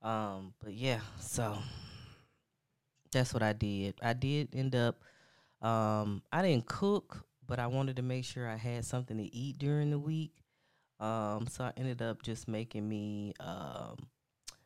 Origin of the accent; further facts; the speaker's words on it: United States; I'm an American